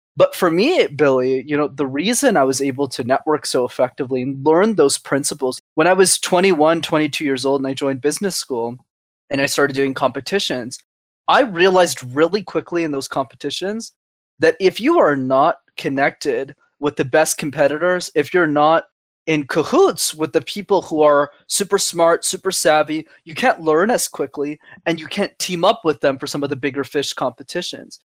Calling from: Montreal, Quebec, Canada; calling in from the same place as always, my mother's basement in Montreal, Canada

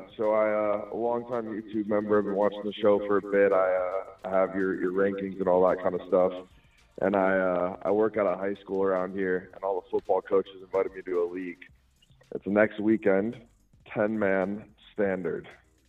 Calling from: Phoenix, Arizona, United States; Oh, this is …. I'm from Phoenix.

